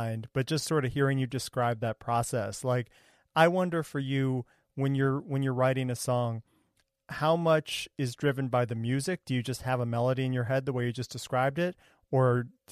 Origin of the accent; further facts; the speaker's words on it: Ohio, United States; I grew up in Ohio